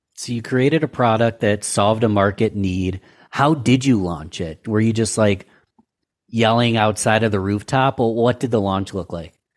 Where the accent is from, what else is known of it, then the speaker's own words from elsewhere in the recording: Rochester, New York, United States; I'm born and raised in Rochester, New York